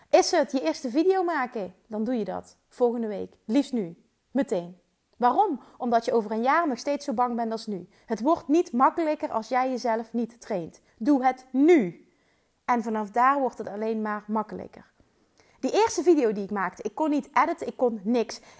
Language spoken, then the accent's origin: Dutch; Limburg, Netherlands; Ik kom uit Limburg, maar ze waarschijnlijk vinden waarschijnlijk mijn accent wel super stom.